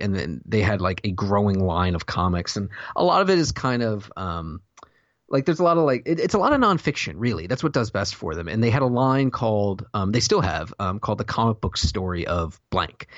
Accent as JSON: {"language": "English", "region": "the South", "country": "United States", "said": "I'm from the South"}